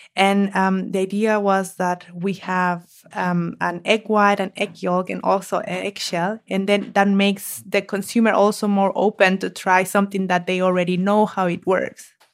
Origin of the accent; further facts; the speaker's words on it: Mexico; moved away as an adult; now in Germany; I'm from Mexico, and in Mexico we eat a lot of eggs